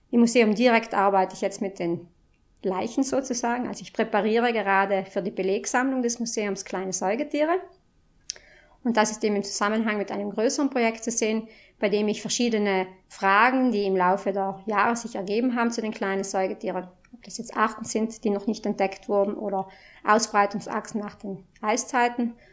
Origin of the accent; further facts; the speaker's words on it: Marling, Trentino-Alto Adige, Italy; ich komme aus Marling.